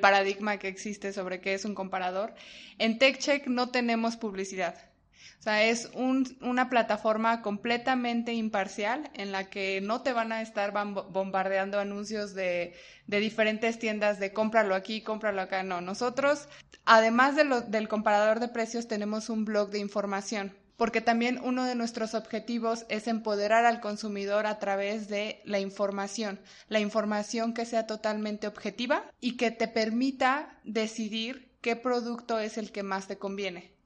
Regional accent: Mexico City, Mexico; yo soy mexicana, eh, nacida aquí en la Ciudad de México

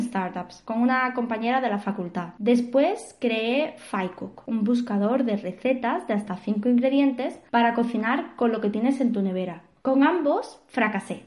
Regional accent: Seville, Andalusia, Spain; moved away as an adult; now in Barcelona, Spain; Soy de Sevilla, aunque llevo casi dos años en Barcelona

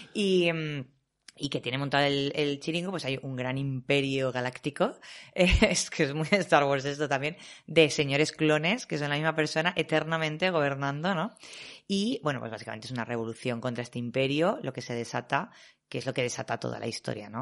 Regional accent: Valencian Community, Spain; yo soy valenciana

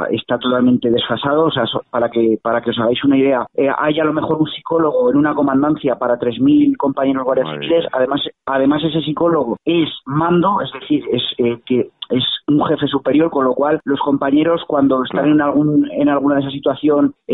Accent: Catalonia, Spain; los guardias civiles somos catalanes, eh, nuestras familias eh, están en Cataluña, nuestros hijos estudian en colegios en Cataluña y por supuesto nuestro futuro también está ahí.

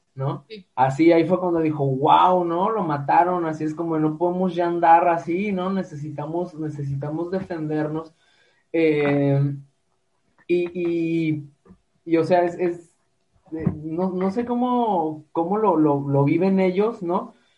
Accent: Guadalajara, Jalisco, Mexico; somos de Guadalajara

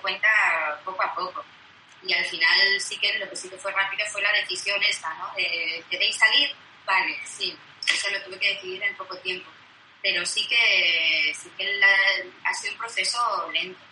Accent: Vitoria-Gasteiz, Basque Country, Spain; moved away as an adult; now in Barcelona, Spain; vine a Barcelona a estudiar, yo soy de Vitoria

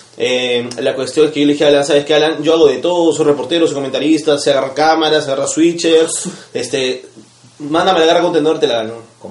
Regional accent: Cusco, Peru; moved away; vengo de Cusco

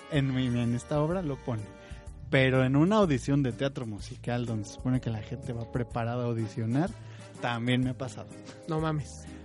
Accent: Morelia, Michoacán, Mexico; Yo soy de Morelia, yo soy michoacán.

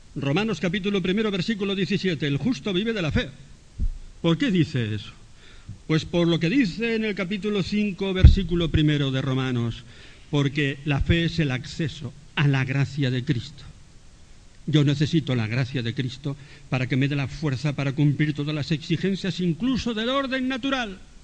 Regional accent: Spain; nosotros somos españoles.

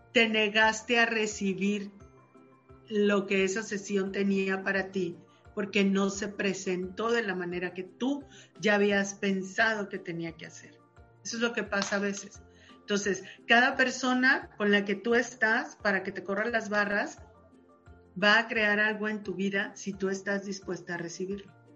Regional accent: Sinaloa, Mexico; soy sinaloense

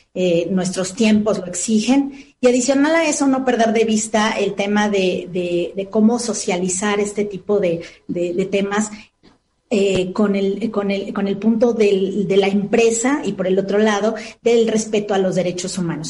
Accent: Veracruz, Mexico; moved away as an adult; now in Mexico City, Mexico; soy de Veracruz, del estado de Veracruz, tengo ya 12 años viviendo aquí en la Ciudad de México.

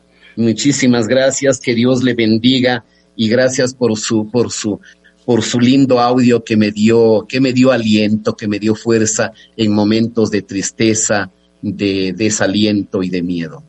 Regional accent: Ecuador; somos ecuatorianos

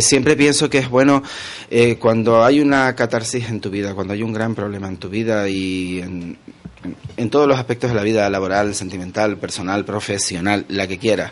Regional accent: Canary Islands, Spain; also born or lived in Los Realejos; yo soy canario

